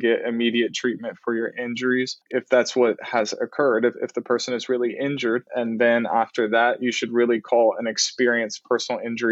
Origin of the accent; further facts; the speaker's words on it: Canton, Texas, United States; I grew up in Canton, Texas, a really small town about an hour east of Dallas